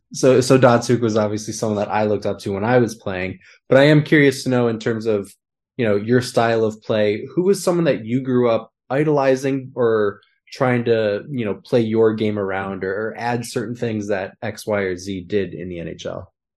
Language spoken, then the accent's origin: English; Minnesota, United States; moved away; I grew up in Minnesota